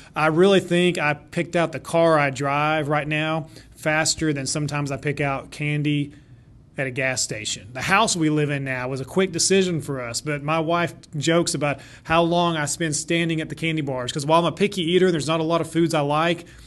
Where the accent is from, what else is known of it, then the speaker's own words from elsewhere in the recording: Shawnee, Oklahoma, United States; Shawnee was actually my hometown